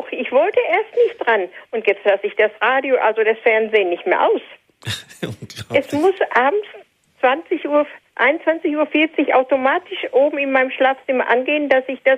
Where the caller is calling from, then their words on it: North Rhine-Westphalia, Germany; Ich komme hier oben aus dem Sauerland und möchte auch Ihnen herzlich danken für die schönen Sendungen.